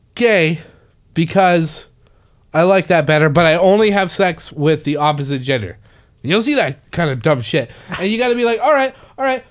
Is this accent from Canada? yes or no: yes; Canada; now in United States; I'm Canadian